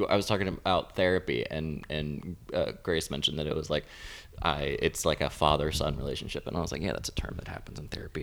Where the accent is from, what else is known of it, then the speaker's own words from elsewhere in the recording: Florida, United States; now in Los Angeles, United States; I live in Los Angeles. I'm originally from Florida